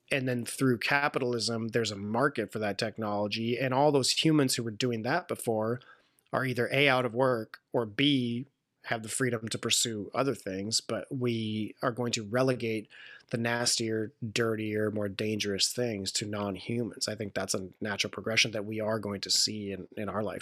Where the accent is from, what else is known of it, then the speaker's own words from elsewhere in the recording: Italy; born there; I was born in Italy of an American parent.